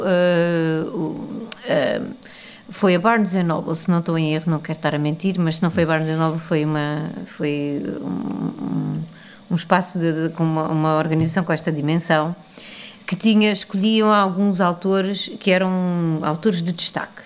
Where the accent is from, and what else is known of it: Portugal; moved away as an adult; now in New York, United States